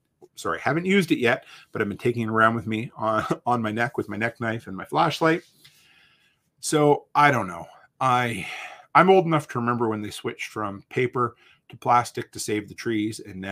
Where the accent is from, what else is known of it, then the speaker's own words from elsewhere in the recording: Canada; We always have to apologize because we're frigging Canadian.